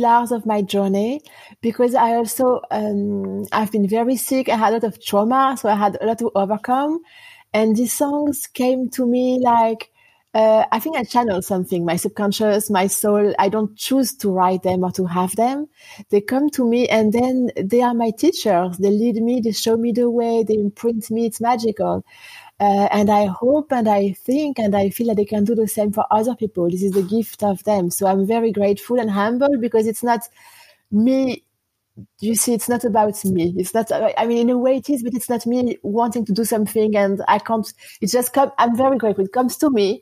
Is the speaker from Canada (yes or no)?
no; France; also born or lived in United States; now in Auckland, New Zealand; I was born in France. I moved in Auckland 7 years ago.